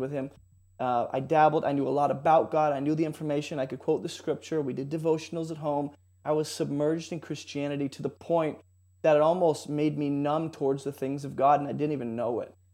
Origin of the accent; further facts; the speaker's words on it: San Jose, California, United States; I grew up in San Jose, so California